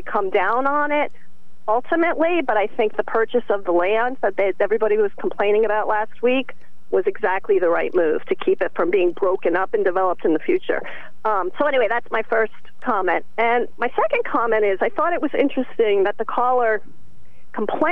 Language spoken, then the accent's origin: English; Norwich, Connecticut, United States; as a child growing up in Norwich